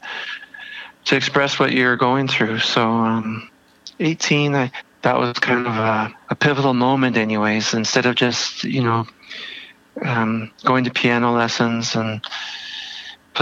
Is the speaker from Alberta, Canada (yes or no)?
no; Toronto, Ontario, Canada; moved away as an adult; also born or lived in Vancouver; when I was 18, and I moved from Toronto to Vancouver.